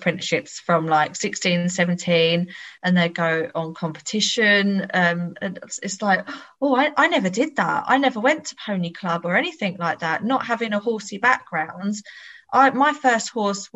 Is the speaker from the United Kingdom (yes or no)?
yes; Bedfordshire, East of England, United Kingdom; I'm 36. I'm from Bedfordshire